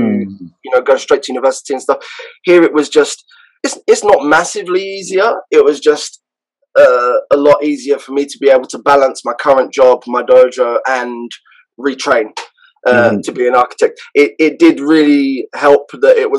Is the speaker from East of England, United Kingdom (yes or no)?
no; London, United Kingdom; moved away as an adult; now in Japan; I grew up in London, in a fairly bad part of London